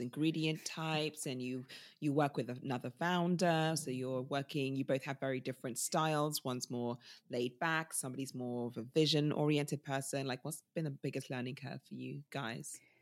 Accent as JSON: {"language": "English", "country": "United Kingdom", "also_born_or_lived": "Nigeria", "said": "us as British people"}